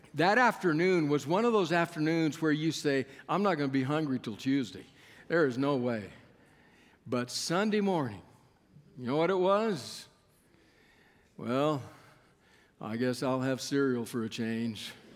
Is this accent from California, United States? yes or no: no; Keene, Texas, United States; moved away as an adult; also born or lived in Berrien Springs, Michigan (Andrews University); I was coming from Keene, Texas